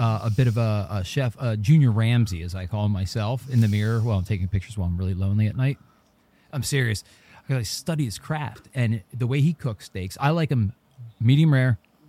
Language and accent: English; New Jersey, United States; we're from Jersey.